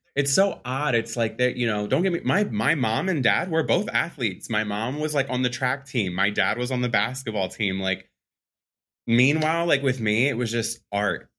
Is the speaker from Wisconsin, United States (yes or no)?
no; Philadelphia, Pennsylvania, United States; born and raised Philadelphia, P A. So I'm a Philly boy